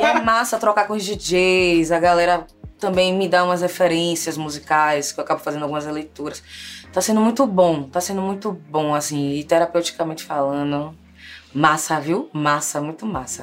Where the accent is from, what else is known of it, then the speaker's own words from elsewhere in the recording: Salvador, Bahia, Brazil; moved away as an adult; also born or lived in Rio de Janeiro, Brazil; now in São Paulo, Brazil; eu saí de Salvador no corre mesmo, no corre profissional, acadêmico, fiz o mestrado, fiz após a residência, tudo em território carioca